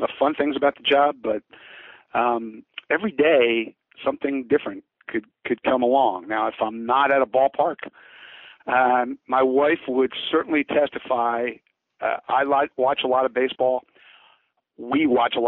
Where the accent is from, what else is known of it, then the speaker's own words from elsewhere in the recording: Philadelphia, Pennsylvania, United States; I grew up in Philadelphia